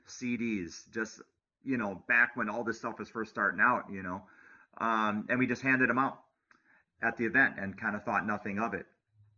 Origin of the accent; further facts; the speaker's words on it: Wisconsin, United States; I'm from Wisconsin